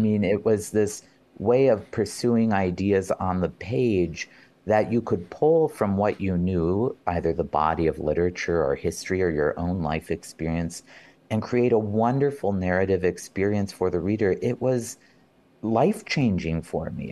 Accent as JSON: {"language": "English", "region": "North Dakota", "country": "United States", "tie": "born or raised there", "also_born_or_lived": "Ames, Iowa", "moved": "as an adult", "said": "when I was growing up in North Dakota"}